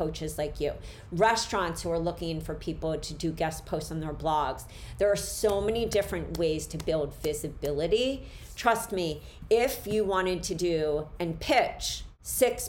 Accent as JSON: {"language": "English", "town": "Philadelphia", "region": "Pennsylvania", "country": "United States", "tie": "born or raised there", "said": "I am from Philly. I grew up in Center City, but I lived in an area in Philly where I was right near the Italian market"}